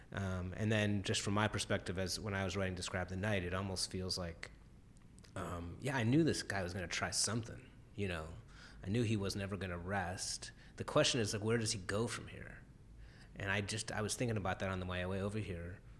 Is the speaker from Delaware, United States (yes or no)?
no; Cleveland, Ohio, United States; in the area of Cleveland I grew up, the Heights